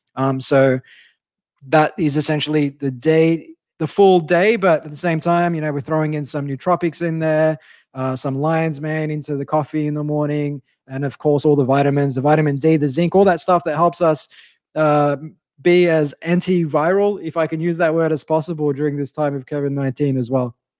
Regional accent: Australia; as an Aussie who only took up surfing three years ago

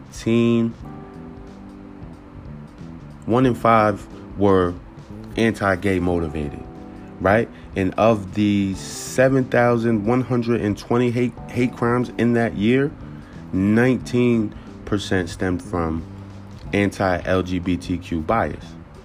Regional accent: Newburgh, New York, United States; I love Newburgh, but I'm not going to hold you. I did not feel safe growing up in Newburgh.

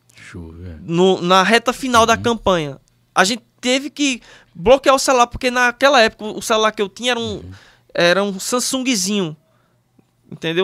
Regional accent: Monteiro, Paraíba, Brazil; eu sou do interior da Paraíba, Monteiro, uma cidadezinha pequena. Uhum. Como se não bastasse isso, até os meus 15 anos de idade, eu morei num sítio

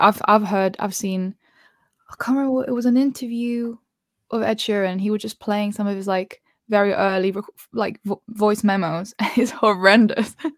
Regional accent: Spain; moved away; I feel like I grew up in Spain

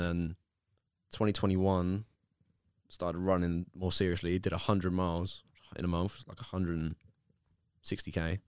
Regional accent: Bexleyheath, London, United Kingdom; I come from Beck's Eve

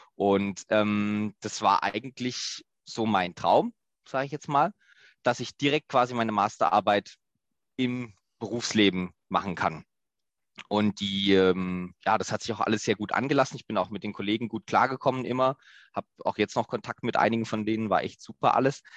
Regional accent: Southern Germany, Germany; accent: slight southern dialect; also born or lived in Lower Saxony; dass es mich auch wieder zurück in den Süden gezogen hat

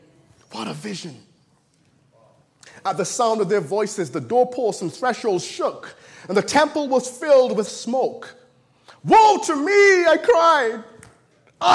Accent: Barbados; moved away; I was born in Barbados, the last of 10 kids, and really enjoyed living there

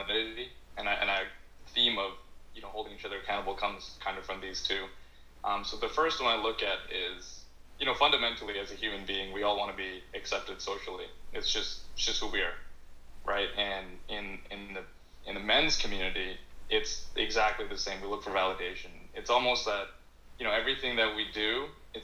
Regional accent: Canada; growing up in Canada

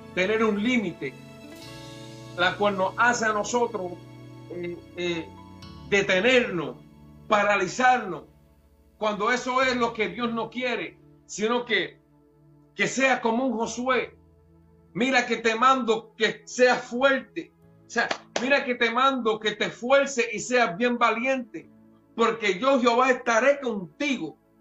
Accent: Puerto Rico; como buen puertorriqueño

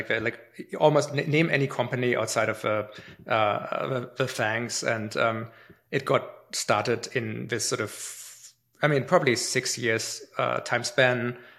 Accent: Canada; But like if Germany plays Canada in hockey, I'm Canadian, right?

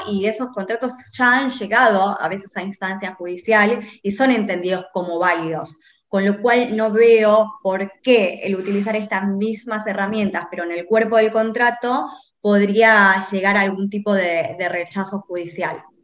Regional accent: Rosario, Santa Fe, Argentina; moved away; yo soy de Rosario, estudié allá

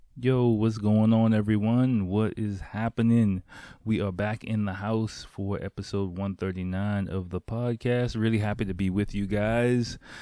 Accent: United States; moved away as an adult; now in Japan; the environment I grew up in in America

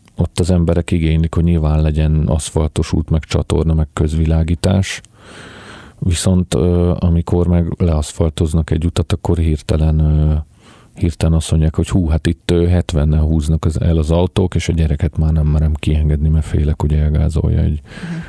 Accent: Budapest, Hungary; én született budapesti vagyok

